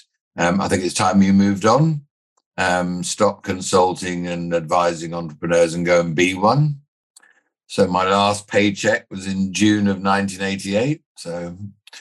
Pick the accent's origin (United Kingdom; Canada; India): United Kingdom; England; also born or lived in Australia / New Zealand; I was born in England. I spent the early part of my life living in Australia and New Zealand with my dad's job. Came back and settled in England as a schoolboy.